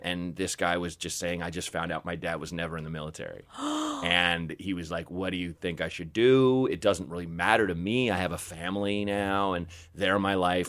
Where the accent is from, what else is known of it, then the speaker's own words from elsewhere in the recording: Portland, Oregon, United States; I grew up in Portland, Oregon